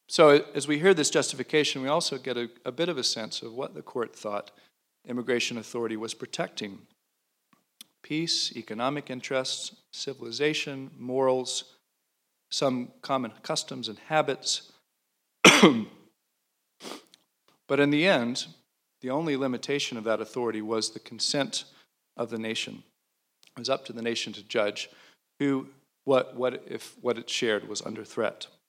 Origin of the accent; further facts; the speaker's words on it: Alabama, United States; moved away; I'm from Alabama.